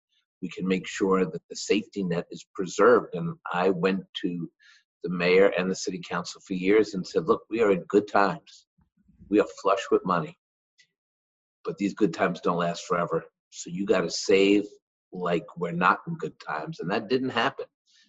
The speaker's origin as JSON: {"language": "English", "town": "New York City", "region": "New York", "country": "United States", "tie": "born or raised there", "said": "I grew up in Washington Heights, uptown."}